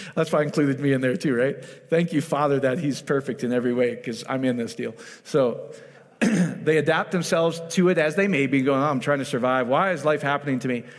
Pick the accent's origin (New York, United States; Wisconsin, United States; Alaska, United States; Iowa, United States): Iowa, United States; I'm from Iowa